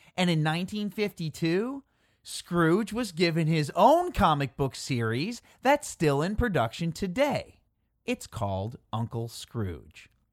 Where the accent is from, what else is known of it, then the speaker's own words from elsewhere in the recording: Chicago, Illinois, United States; I am from Chicago